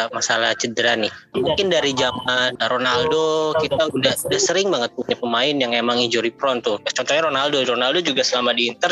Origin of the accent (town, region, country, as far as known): Makassar, South Sulawesi, Indonesia; born or raised there